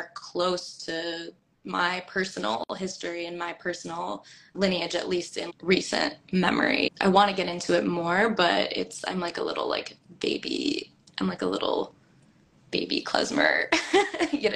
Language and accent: English; Minneapolis, Minnesota, United States; Eli Wirtschafter, who I grew up with in Minneapolis